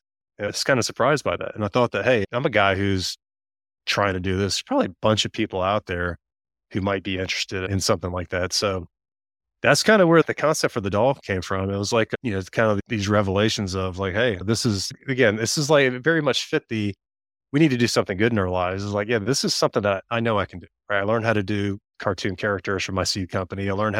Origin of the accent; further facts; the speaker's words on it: Tennessee, United States; Tennessee, middle of Tennessee.